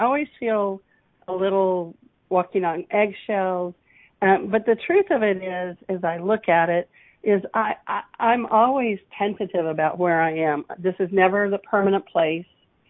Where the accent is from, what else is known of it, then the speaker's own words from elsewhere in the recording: Texas, United States; moved away; also born or lived in Pacific Northwest; When I grew up in Texas